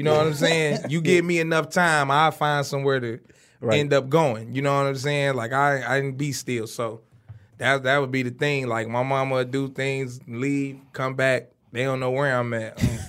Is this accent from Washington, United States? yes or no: no; Detroit, Michigan, United States; Kindergarten to the fourth grade, I stayed on East Warren in the Cultural Gardens.